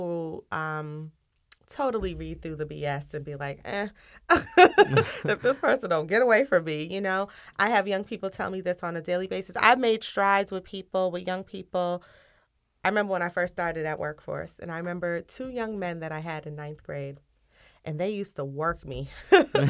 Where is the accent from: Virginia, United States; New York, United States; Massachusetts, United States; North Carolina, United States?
Massachusetts, United States; Cambridge; growing up in Cambridge, walking through Harvard Yard on a daily basis to go to school